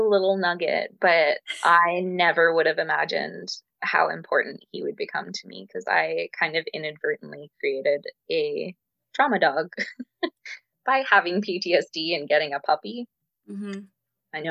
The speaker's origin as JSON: {"language": "English", "country": "Ireland", "said": "I'm Irish"}